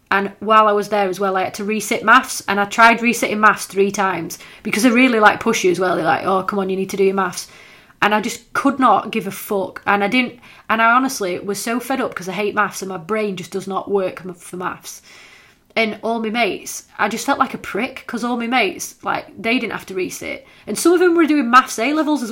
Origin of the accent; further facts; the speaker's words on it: Scawsby, Yorkshire and the Humber, United Kingdom; I was from Scoresby